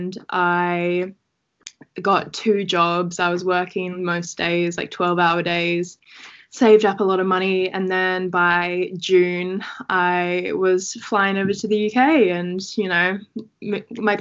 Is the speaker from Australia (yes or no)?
yes; Australia; moved away as an adult; also born or lived in England; now in United Kingdom; I was born in England, and then when I was probably about 5, I moved to Australia, which is where I, you know, kind of grew up and spent most of my life.